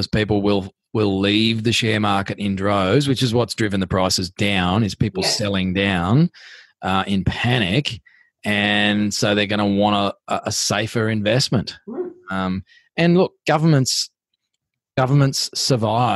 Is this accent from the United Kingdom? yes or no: no; Australia; We are Australians.